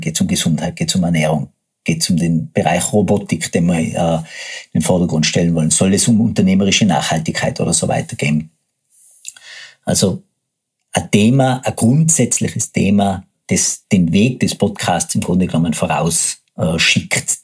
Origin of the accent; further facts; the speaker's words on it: Tyrol, Austria; accent: Tyrolean; moved away as an adult; now in Vienna, Austria; bin geborener Tiroler, lebe seit 15 Jahren in Wien und mein Tiroler Dialekt schlägt ab und an durch